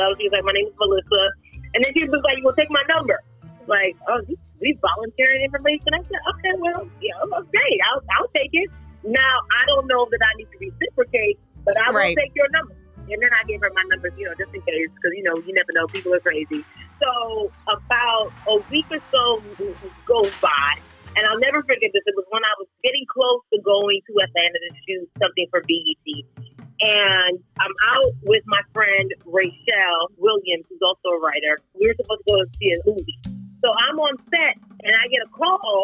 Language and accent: English; Nigeria; I'm Nigerian